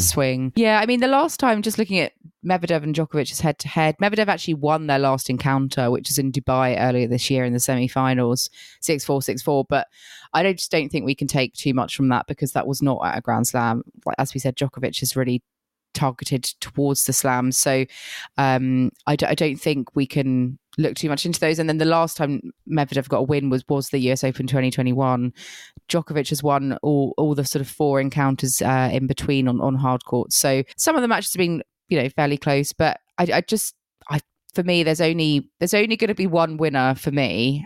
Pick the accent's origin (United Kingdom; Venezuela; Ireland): United Kingdom; being very British that I am